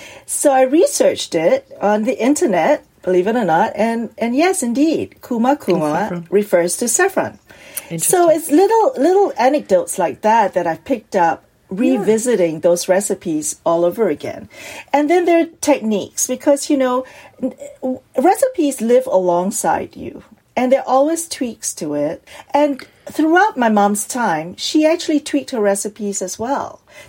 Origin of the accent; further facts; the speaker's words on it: Singapore; or I no longer live in Singapore, and it captures that moment when I was growing up in Singapore.